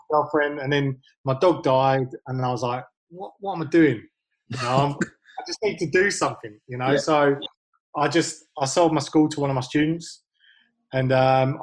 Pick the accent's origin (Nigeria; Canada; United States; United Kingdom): United Kingdom; Hounslow, London; moved away as an adult; now in Australia; I grew up in Hounslow, a place made famous only by Bend It Like Beckham